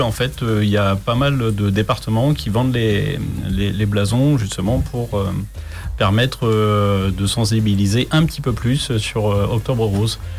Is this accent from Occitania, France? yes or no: no; Chartres, Centre-Val de Loire, France; moved away as an adult; je ne suis pas originaire d'ici. Je suis de Chartres, en Eure-et-Loire.